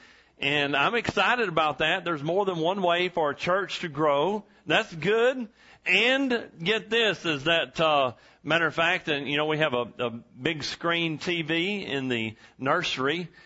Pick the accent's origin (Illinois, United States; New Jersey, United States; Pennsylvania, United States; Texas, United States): Texas, United States; Huntington; also born or lived in Lufkin, Texas; The town where I grew up, Huntington, Texas, and I was born in Lufkin, Texas